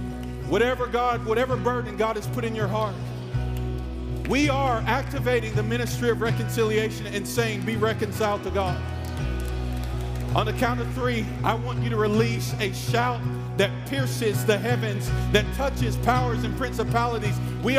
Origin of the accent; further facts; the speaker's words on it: East Coast, United States; You see, I grew up on the East Coast, and the only thing I thought of the first time I heard West Coast or West Side was the gangs of LA.